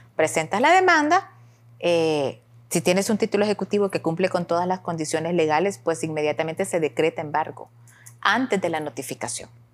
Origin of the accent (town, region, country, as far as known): El Salvador